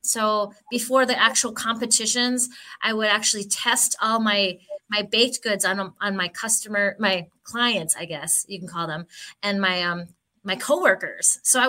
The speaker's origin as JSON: {"language": "English", "country": "Philippines", "said": "No, actually, I'm Filipino. And so the desserts that we eat growing up as Filipinos are completely different."}